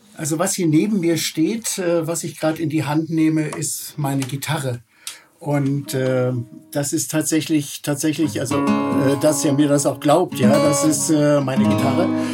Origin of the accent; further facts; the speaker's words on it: Berlin, Germany; ich bin tatsächlich in Berlin Tempelhof geboren und äh, lebe auch äh, eigentlich mein ganzes Leben in Berlin